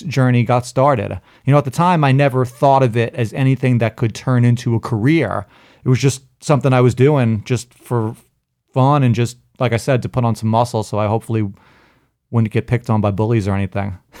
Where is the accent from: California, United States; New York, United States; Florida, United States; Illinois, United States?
New York, United States; New York City; when I was a kid, I grew up in Brooklyn